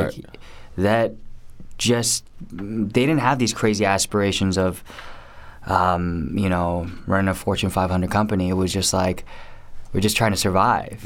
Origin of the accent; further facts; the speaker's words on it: Garden Grove, California, United States; also born or lived in Irvine; I was born in '81, and um, I was born in Garden Grove